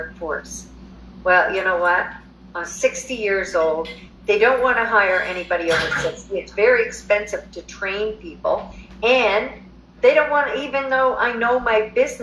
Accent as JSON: {"language": "English", "region": "New Brunswick", "country": "Canada", "also_born_or_lived": "Alberta, Canada", "moved": "as an adult", "lives_now": "Mexico", "said": "I'm originally from New Brunswick, Canada. Moved to Alberta in 2006"}